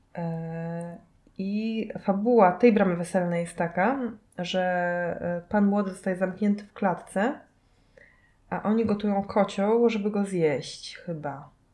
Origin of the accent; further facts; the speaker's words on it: Kashubia, Pomeranian Voivodeship, Poland; ja jestem z Kaszub